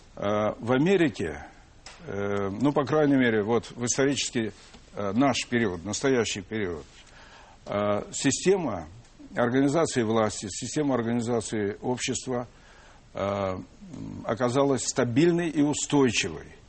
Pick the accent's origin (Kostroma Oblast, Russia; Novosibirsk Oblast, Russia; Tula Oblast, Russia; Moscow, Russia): Moscow, Russia; мы, как и все москвичи, в большинстве, по крайней мере, своем, жили достаточно бедно, семья большая